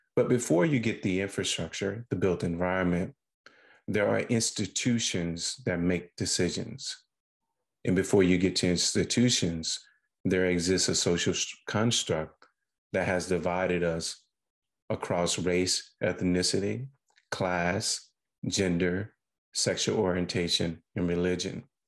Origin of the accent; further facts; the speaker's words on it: Sugar Lock, Mississippi, United States; I was born and reared in Sugar Lock, Mississippi.